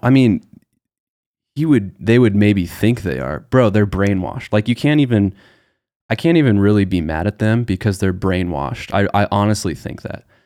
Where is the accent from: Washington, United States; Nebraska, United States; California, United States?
Nebraska, United States; We're both from Nebraska